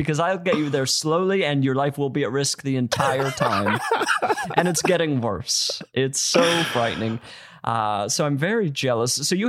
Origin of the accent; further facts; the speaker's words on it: Utah, United States; I'm from Utah.